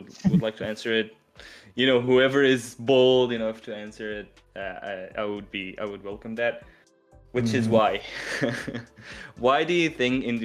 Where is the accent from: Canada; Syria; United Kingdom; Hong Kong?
Syria; even in my country where I come from, I come from Syria